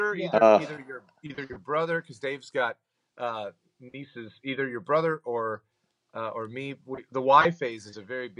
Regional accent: Central Texas, United States; I grew up in Central Texas

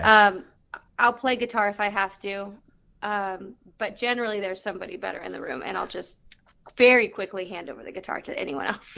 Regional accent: Southern California, United States; I grew up in Southern California

